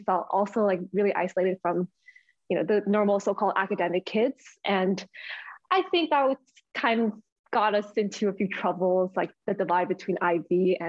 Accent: Ottawa, Ontario, Canada; I grew up in Ottawa.

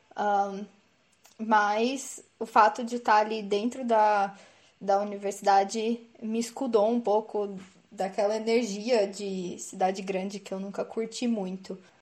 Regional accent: interior of São Paulo, Brazil; Sou do interior de São Paulo, na verdade

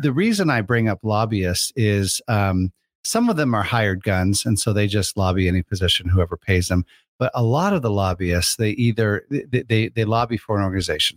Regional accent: Crystal Lake, Illinois, United States; I grew up in Illinois

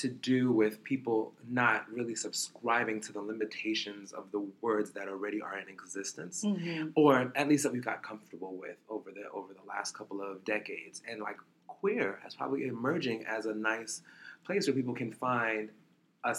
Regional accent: New York City, New York, United States; I was born in Brooklyn.

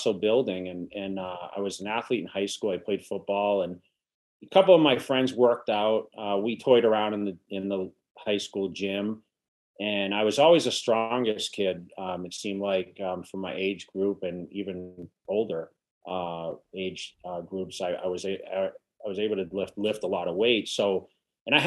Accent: Massachusetts, United States; moved away as an adult; also born or lived in California; now in Las Vegas, United States; I'm originally from Massachusetts, and you know, I went to California

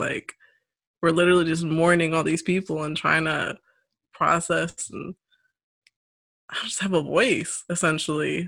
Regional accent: St. Louis, Missouri, United States; I grew up around the St. Louis area

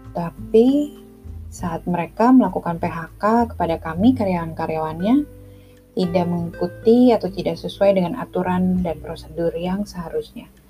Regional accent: Jakarta, Indonesia; also born or lived in Bandung; Saya lahir di Bandung, besar di Jakarta

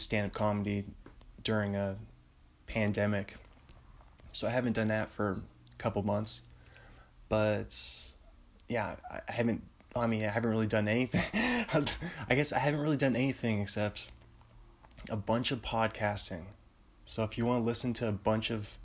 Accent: Bothell, Washington, United States; I'm from Bothell, Washington, which is, it's about a 20-minute drive north of Seattle

